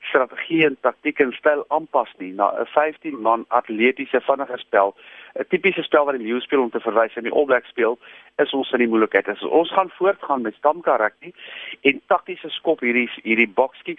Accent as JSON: {"language": "Afrikaans", "country": "South Africa", "said": "maar ek is as 'n Suid-Afrikaner gaan nog steeds die Springbok span support"}